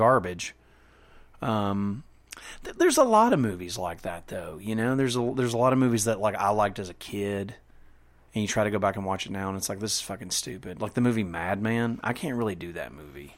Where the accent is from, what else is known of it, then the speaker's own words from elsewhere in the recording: Canada; I'm from Canada.